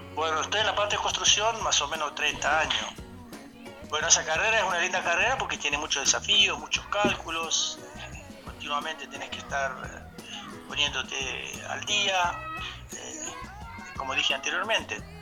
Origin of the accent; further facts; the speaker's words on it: Greece; moved away as an adult; now in Argentina; yo soy griego